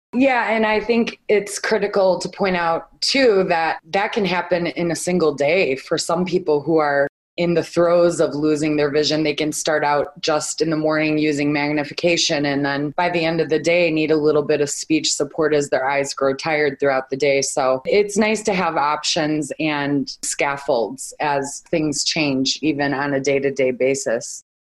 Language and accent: English; Chicago, Illinois, United States; now in Phoenix, United States; I'm from Chicago, so I miss one of my local radio stations living here in Phoenix.